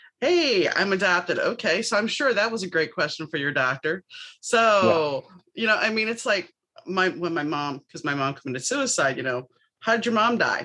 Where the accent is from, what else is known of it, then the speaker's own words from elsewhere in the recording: New Orleans, Louisiana, United States; I grew up in New Orleans